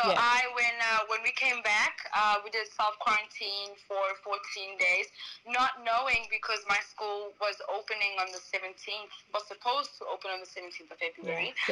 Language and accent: English; South Africa; moved away as an adult; now in Shanghai, China; I am originally from South Africa